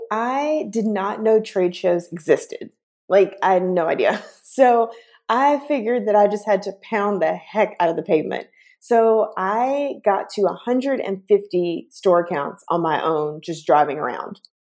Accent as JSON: {"language": "English", "town": "Chattanooga", "region": "Tennessee", "country": "United States", "tie": "born or raised there", "also_born_or_lived": "Atlanta", "moved": "as an adult", "lives_now": "San Francisco, United States", "said": "I'm originally from a small town in Tennessee, um, Chattanooga, Tennessee"}